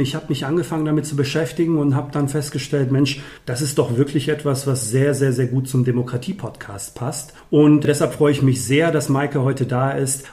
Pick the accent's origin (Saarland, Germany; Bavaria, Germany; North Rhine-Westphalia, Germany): North Rhine-Westphalia, Germany; Dorsten; hier in unserer wunderschönen Kommune Dorsten, wo ich herkomme